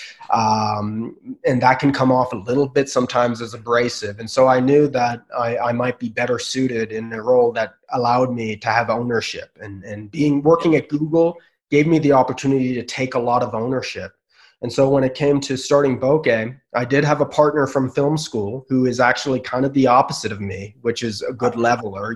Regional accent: Bay Area, California, United States; also born or lived in Los Angeles; I grew up in the Bay Area. I was still living in the Bay Area.

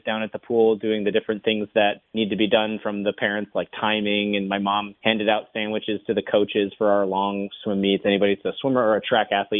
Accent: St. Petersburg, Florida, United States; also born or lived in Bradenton, Florida; I grew up in St. Petersburg, Florida

